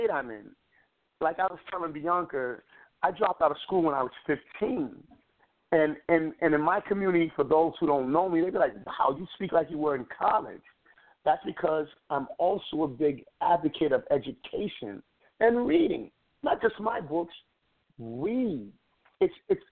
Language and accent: English; New York City, New York, United States; I come from the Bronx, New York